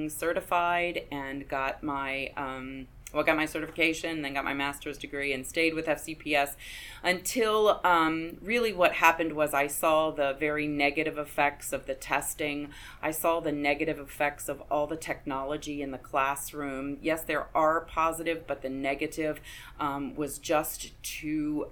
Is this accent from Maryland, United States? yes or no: yes; Baltimore, Maryland, United States; also born or lived in Carroll County, Maryland / Frederick County, Maryland; I'm a Maryland girl. I was born in Baltimore many years ago and lived in Baltimore County until my parents moved to Carroll County, moved the family there just before I started high school